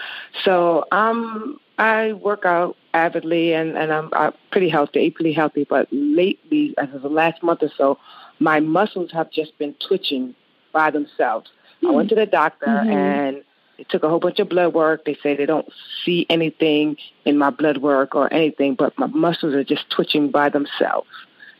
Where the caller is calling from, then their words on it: New York, United States; New York.